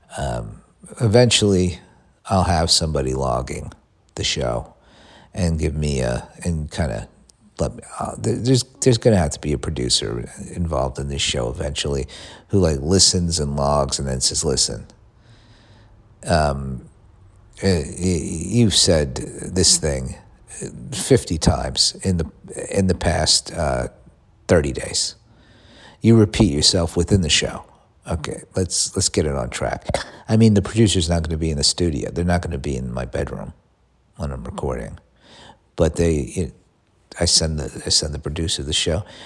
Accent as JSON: {"language": "English", "country": "United States", "also_born_or_lived": "Los Angeles", "moved": "yes"}